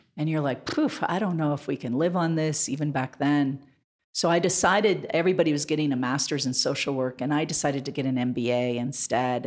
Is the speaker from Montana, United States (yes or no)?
yes; Montana, United States; also born or lived in Washington, D.C.; now in Denver, United States; I grew up in Montana. I was born in Montana.